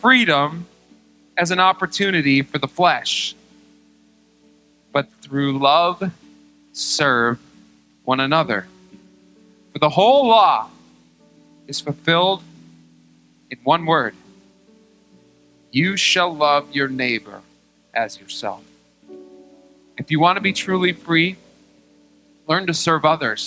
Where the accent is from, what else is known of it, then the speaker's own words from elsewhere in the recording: United States; I love being an American.